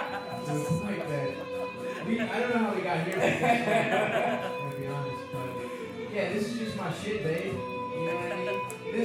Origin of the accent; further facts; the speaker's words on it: Baltimore, Maryland, United States; I grew up in Baltimore, but I grew up in Greektown.